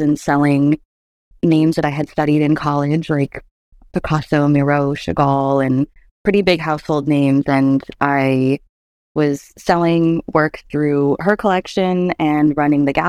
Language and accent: English; Buffalo, New York, United States; I was born and raised in Buffalo, New York